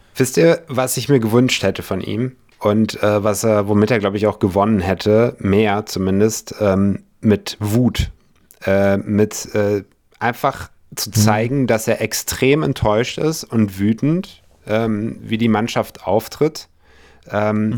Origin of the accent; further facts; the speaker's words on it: Munich, Bavaria, Germany; moved away; ich komme aus München halt ursprünglich